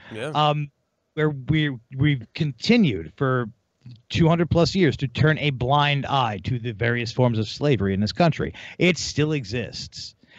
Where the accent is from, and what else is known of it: United States